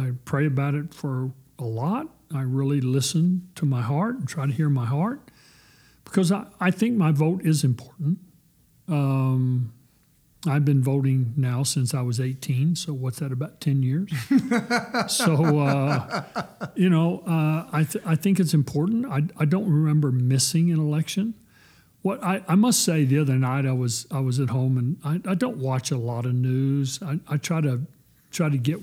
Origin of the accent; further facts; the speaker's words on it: Texas, United States; I'm a child of God before I'm a Texan, and I'm probably even more proud of being a Texan